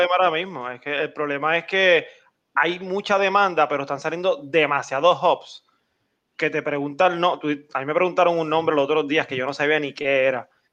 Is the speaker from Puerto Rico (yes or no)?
yes; Puerto Rico